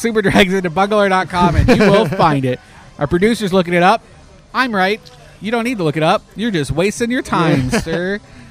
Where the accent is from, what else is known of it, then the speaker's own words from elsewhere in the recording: Canada; moved away; I'm Canadian